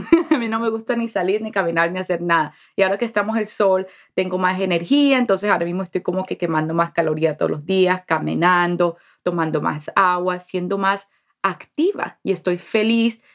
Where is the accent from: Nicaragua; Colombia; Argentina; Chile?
Colombia; Colombian Caribbean coast, Caribbean Region; Como buena costeña, como buena colombiana